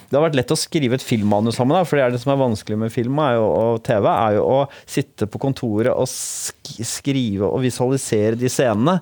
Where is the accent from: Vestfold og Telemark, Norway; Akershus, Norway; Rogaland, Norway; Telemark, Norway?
Akershus, Norway; Bærum; also born or lived in Oslo; jeg kommer fra Rykken, eh, et sånt forstad utafor Oslo, ligger i Bærum.